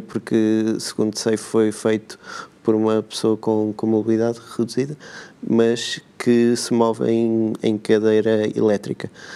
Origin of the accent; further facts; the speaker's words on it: Benedita, Centro, Portugal; eu eh, nasci na, na Benedita, minha terra